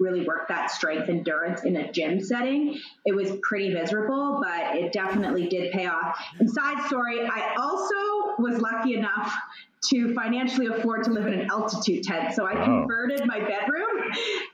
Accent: Calgary, Alberta, Canada; moved away as an adult; also born or lived in Manhattan, New York; now in New York, United States; I'm from Calgary, but I've been living in Manhattan, New York for, I don't know, maybe 7-ish years or so now.

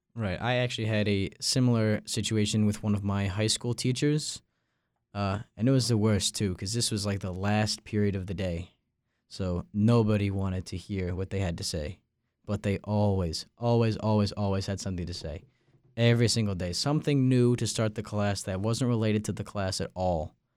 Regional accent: Long Island, New York, United States; moved away as an adult; now in Raleigh, United States; I'm from Long Island, New York

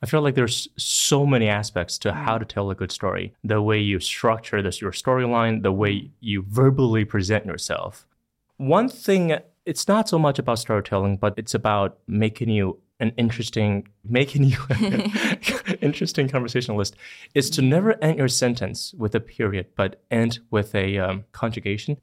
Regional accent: Longtan, Taoyuan, Taiwan; first language Mandarin Chinese; English is a second language; I came from Longtan Xiang. It's in Taoyuan.

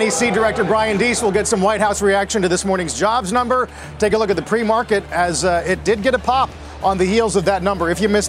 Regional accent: Denver, Colorado, United States; I'm from Denver

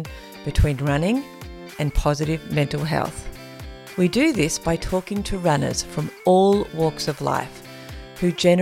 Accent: King Island, Tasmania, Australia; I grew up on King Island, the other one

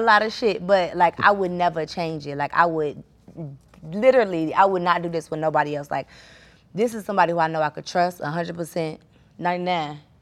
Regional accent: Chicago, Illinois, United States; I'm like from Chicago

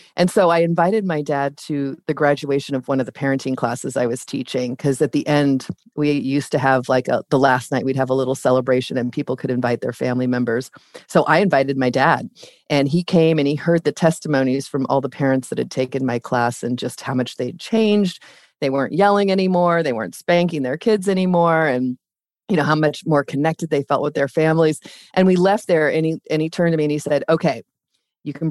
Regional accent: Ventura County, Southern California, United States; I grew up in Southern California

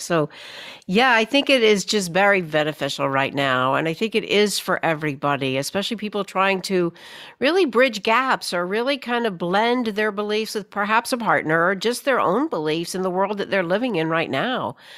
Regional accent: Birmingham, Alabama, United States; moved away as an adult; also born or lived in New York City; I grew up here in Birmingham, Alabama, grew up in the fifties, sixties, left, went off to college, wound up in New York City

